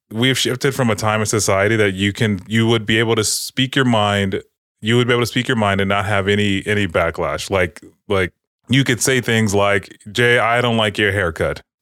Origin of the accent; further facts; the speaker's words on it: Los Angeles, California, United States; Uh, but I, am I'm, I'm from Watts. They don't have Bloods there.